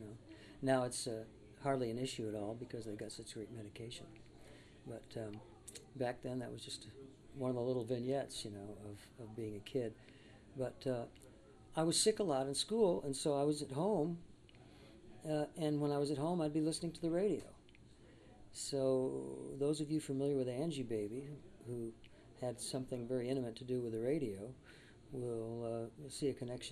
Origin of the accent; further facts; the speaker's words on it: Coachella Valley, California, United States; also born or lived in Hollywood, Los Angeles; I was in the Coachella Valley, which is a desert area south of Los Angeles, and going to school there. Before that, I was born in Hollywood. I'm actually a native of Hollywood